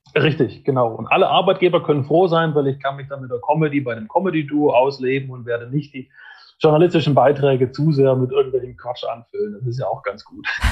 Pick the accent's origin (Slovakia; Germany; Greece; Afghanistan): Germany; Fellbach, Baden-Württemberg; ich komme aus Fellbach in der Nähe von Stuttgart